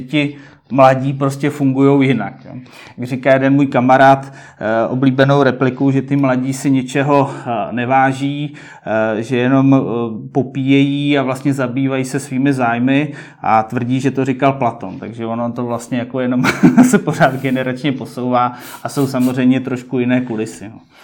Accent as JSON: {"language": "Czech", "region": "Prague", "country": "Czechia", "tie": "born or raised there", "said": "jsem rodilý Pražák"}